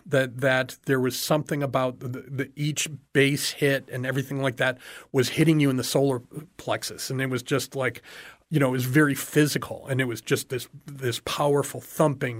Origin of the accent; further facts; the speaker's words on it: Chicago, Illinois, United States; now in Everglades City, United States; grew up in the Chicago area